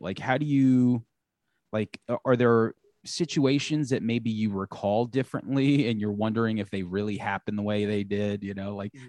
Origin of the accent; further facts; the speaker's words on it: Long Island, New York, United States; we're from Long Island